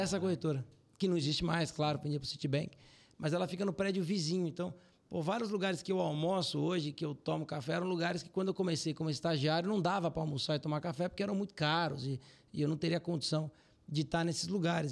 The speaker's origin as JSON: {"language": "Portuguese", "country": "Brazil", "said": "Eu sou muito brasileiro"}